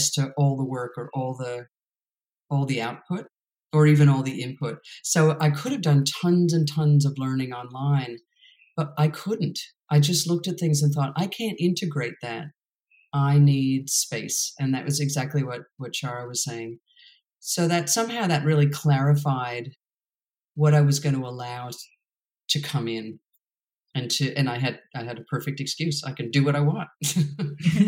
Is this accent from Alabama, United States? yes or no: no; New York, United States; I'm from New York